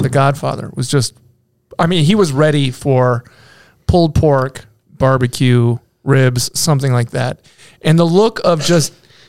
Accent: North Dakota, United States; when they found out I was from North Dakota, they're like, "Oh, you're not a Yankee."

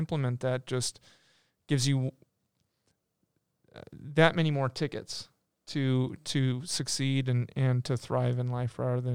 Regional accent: United States

